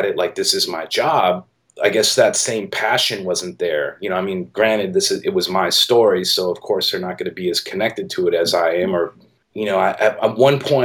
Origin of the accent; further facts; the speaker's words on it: Milwaukee, Wisconsin, United States; moved away as an adult; now in San Francisco, United States; I grew up in Milwaukee and I moved to San Francisco like right out of high school